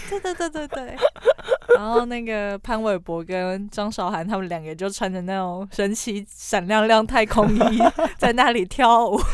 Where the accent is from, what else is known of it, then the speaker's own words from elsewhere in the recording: Taiwan; 我们台湾人